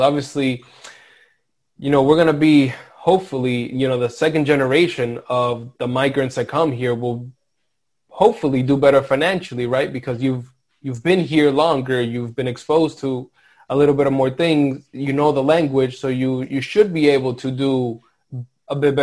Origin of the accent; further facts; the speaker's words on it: Lawrence, Massachusetts, United States; in this community growing up in Lawrence